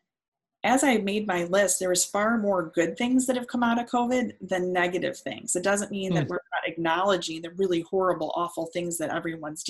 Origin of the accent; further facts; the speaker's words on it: Detroit, Michigan, United States; I'm from Detroit